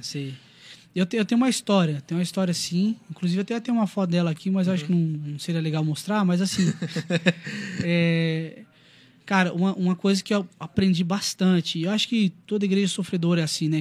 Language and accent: Portuguese; Brazil; brasileiro cristão